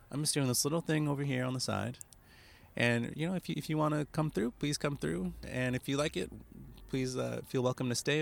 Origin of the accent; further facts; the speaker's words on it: United States; moved away as an adult; now in Japan; I'm an American, or I, yeah, I grew up in America